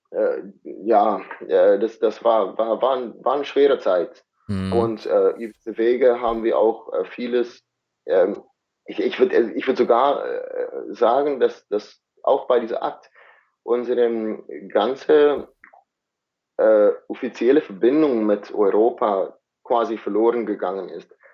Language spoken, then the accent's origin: German; South Africa; Die Inder, die sind auch ähm, in, gerade in der Region, wo ich herkomme, die größte, zweitgrößte Bevölkerungsgruppe außerhalb Indien.